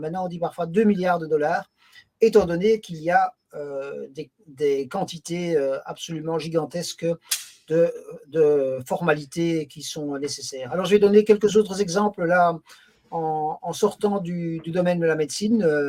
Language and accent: French; Belgium; also born or lived in Brussels; j'habite euh, Bruxelles, donc euh, plus exactement la, célèbre municipalité de Molenbeek-Saint-Jean. Je travaille comme juriste dans une administration qui s'occupe de sécurité sociale, donc je suis belge